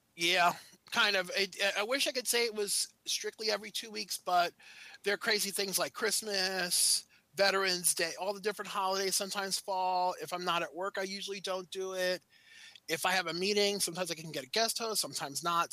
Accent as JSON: {"language": "English", "region": "New York", "country": "United States", "moved": "as an adult", "lives_now": "Maryland, United States", "said": "I'm originally from New York"}